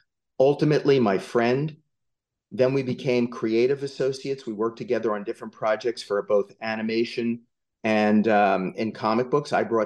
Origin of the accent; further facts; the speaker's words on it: just outside of Asbury Park, New Jersey, United States; I grew up just outside of Asbury Park, New Jersey.